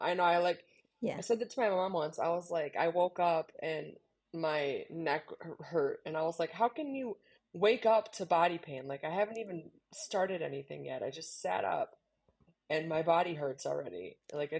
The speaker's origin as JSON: {"language": "English", "country": "United States", "said": "I'm the American side of the 2020 podcast."}